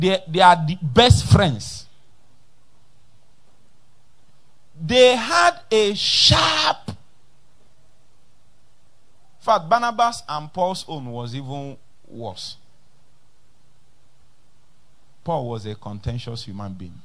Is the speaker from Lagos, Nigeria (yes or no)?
no; Nnewi, Anambra, Nigeria; I'm from Newi